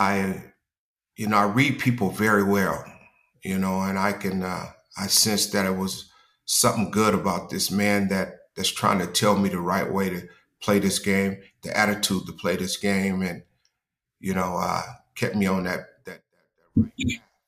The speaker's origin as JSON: {"language": "English", "town": "San Diego", "region": "California", "country": "United States", "tie": "born or raised there", "said": "I grew up in Southeast San Diego"}